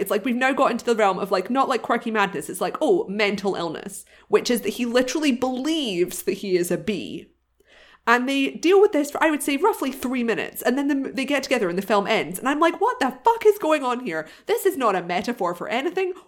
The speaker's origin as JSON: {"language": "English", "country": "United Kingdom", "said": "I'm not from Ireland, but I'm from next door"}